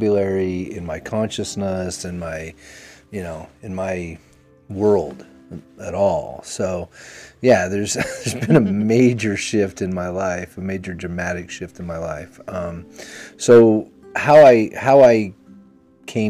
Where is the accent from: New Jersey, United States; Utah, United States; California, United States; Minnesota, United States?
Utah, United States; I grew up here in Utah